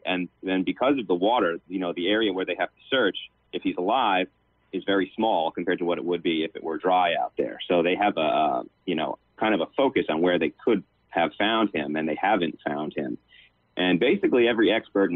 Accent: Long Island, New York, United States; I'm from Long Island, New York

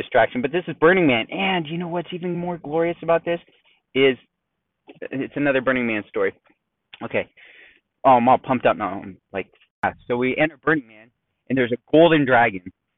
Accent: San Diego, California, United States; We're from San Diego

